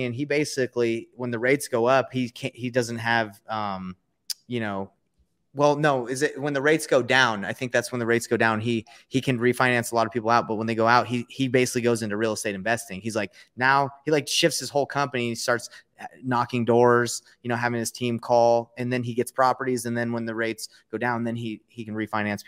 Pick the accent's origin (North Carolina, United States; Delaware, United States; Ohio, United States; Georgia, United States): Georgia, United States; I grew up in Georgia